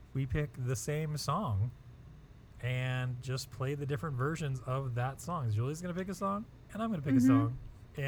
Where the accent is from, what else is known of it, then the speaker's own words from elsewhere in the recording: United States; As an American